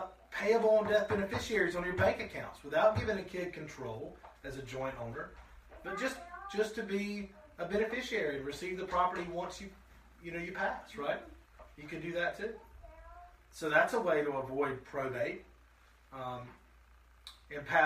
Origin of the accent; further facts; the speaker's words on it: Shelby, United States; growing up in Shelby